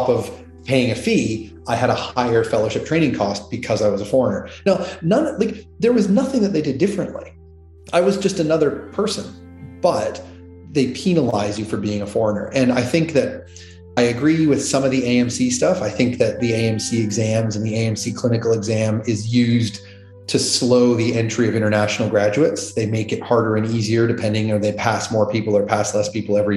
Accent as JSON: {"language": "English", "country": "Canada", "tie": "born or raised there", "also_born_or_lived": "United States", "accent": "Canadian", "moved": "as an adult", "lives_now": "Australia", "said": "I'm Canadian. I have an accent in this country, at least. No, so I was born in Canada"}